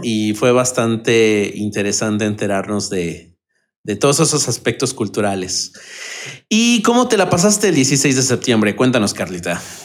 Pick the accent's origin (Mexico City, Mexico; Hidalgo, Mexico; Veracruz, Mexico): Mexico City, Mexico; los que somos de Ciudad de México, del centro del país